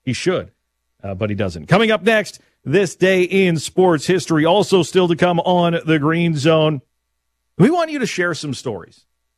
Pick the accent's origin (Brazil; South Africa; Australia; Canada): Canada; Lumsden, Saskatchewan; being raised in Lumsden, the Coppell Valley